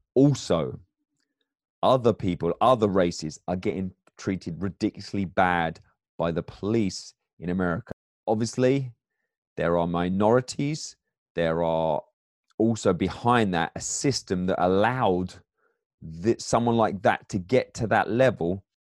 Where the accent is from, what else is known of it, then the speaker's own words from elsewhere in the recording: England, United Kingdom; accent: English; now in United States; I'm I'm an immigrant here, but my background in England